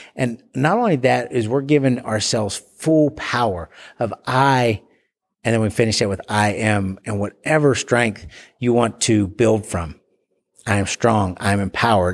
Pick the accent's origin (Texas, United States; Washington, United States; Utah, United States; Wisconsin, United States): Texas, United States; Bowie; my hometown of Bowie, Texas